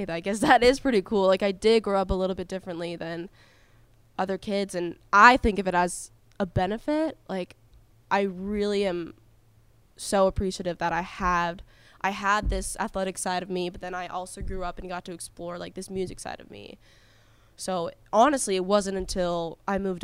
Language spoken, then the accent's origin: English; Canada; moved away; I'm Canadian